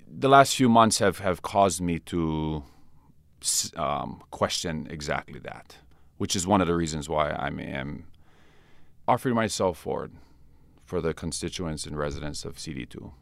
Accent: Hilo, Hawaii, United States; I wanted it to be in Hilo. I wanted it to be, uh, in my hometown

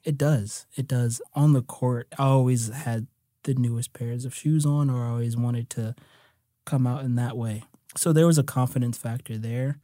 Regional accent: United States; also born or lived in New Jersey / New York; I grew up in New Jersey and New York

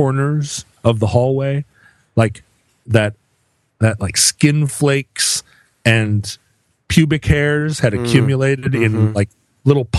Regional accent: Welsh, Wales, United Kingdom; I am Welsh

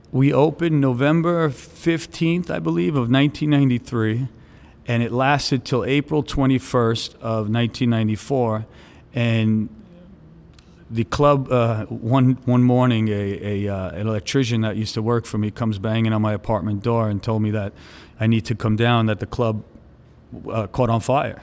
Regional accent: New York City, New York, United States; moved away as an adult; also born or lived in Staten Island; now in Miami, United States; originally I grew up in Brooklyn. Uh, I, I was in Brooklyn for about sixteen years, and then I ended up moving to Staten Island when I was about sixteen years old.

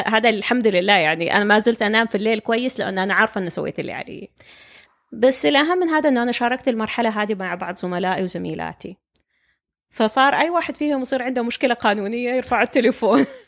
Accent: Saudi Arabia; moved away as an adult; طبيعة التعليم عندنا في السعودية

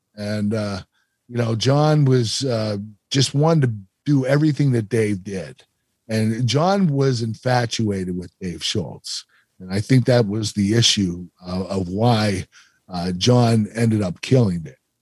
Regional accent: Pennsylvania, United States; I was from Pennsylvania

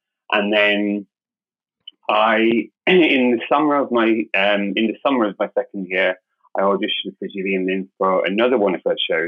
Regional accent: Cork, Munster, Ireland; moved away as an adult; also born or lived in London; I'm originally from Ireland, so I'm from Cork in the south of Ireland.

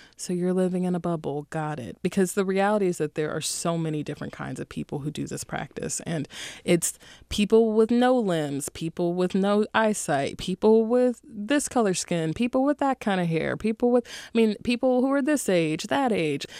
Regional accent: Durham, North Carolina, United States; I'm from Durham, North Carolina

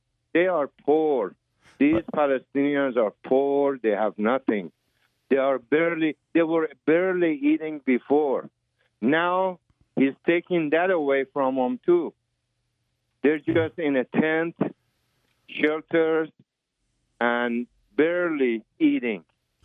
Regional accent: United States; Well, I went in from through a different area, you know, because I'm American. I have different passports. You know, I'm American, Iranian. I'm Arab.

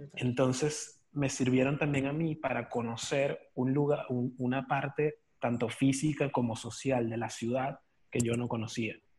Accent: Caracas, Capital District, Venezuela; now in Buenos Aires, Argentina; yo soy de Caracas. Eh, Parroquia San Juan

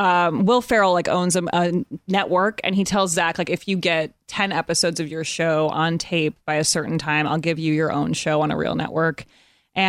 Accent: Evanston, Illinois, United States; moved away as an adult; now in Los Angeles, United States; I'm from Chicago. I grew up in Evanston, Illinois, right outside of Chicago. But yeah, I've been out here for like 10 years.

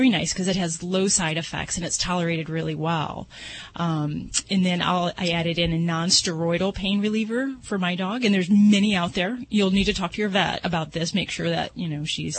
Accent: Las Vegas, Nevada, United States; I'm from Vegas

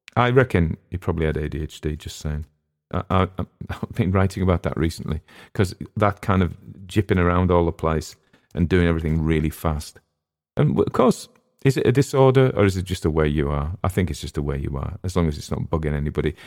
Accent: England, United Kingdom

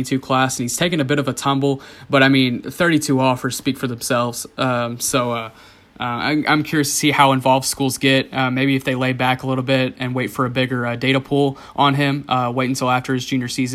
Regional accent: Rockwall, Texas, United States; growing up in Rockwall, I've heard the history about Garland High

